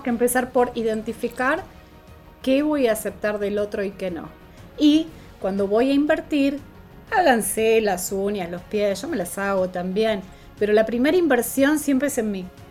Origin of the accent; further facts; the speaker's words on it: Argentina; en dólares era mucho más caro que en mi país